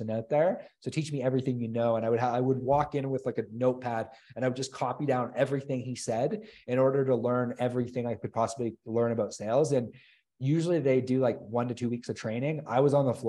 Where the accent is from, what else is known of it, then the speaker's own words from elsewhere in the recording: Chatham, Ontario, Canada; I grew up in Chatham, Ontario